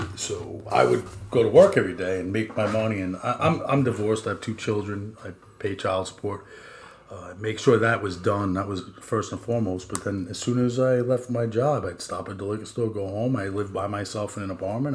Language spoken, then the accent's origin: English; Long Island, New York, United States; We are two jackasses from Long Island